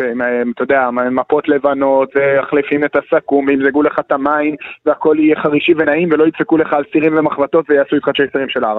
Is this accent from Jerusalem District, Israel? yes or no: yes; Jerusalem, Jerusalem District, Israel; אני כירושלמי שגם סיקר את לרז'אנס